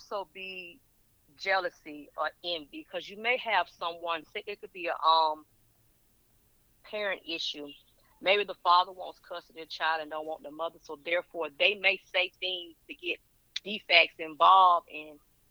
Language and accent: English; Burke County, Georgia, United States; I'm from Burke County, Georgia